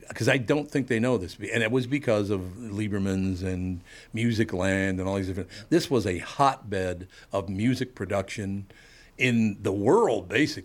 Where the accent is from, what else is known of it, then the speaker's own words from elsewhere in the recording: Minneapolis, Minnesota, United States; growing up in North Minneapolis, went to St. Anne's for 7th and 8th grade.